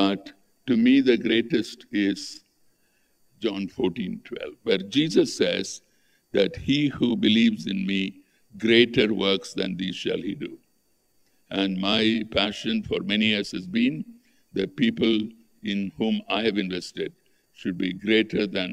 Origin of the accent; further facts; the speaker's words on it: Tamil Nadu, India; I grew up in Tamil Nadu